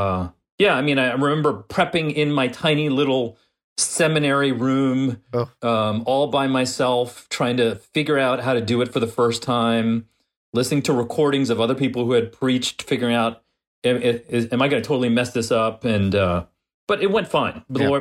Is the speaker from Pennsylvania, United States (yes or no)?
no; New York, United States; I mean, I grew up in New York, where the Italian restaurant we went to, the Italian grandmother from Italy was the main cook.